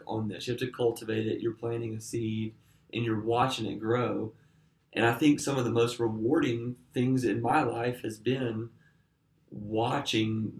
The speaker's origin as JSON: {"language": "English", "region": "Alabama", "country": "United States", "tie": "born or raised there", "moved": "yes", "lives_now": "Nashville, United States", "said": "I grew up in Alabama"}